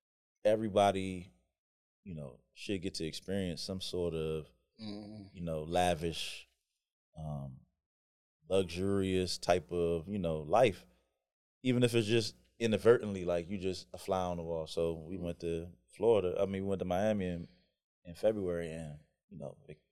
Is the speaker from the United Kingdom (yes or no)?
no; Jamaica; moved away; grew up in the country, and you know, I'm Jamaican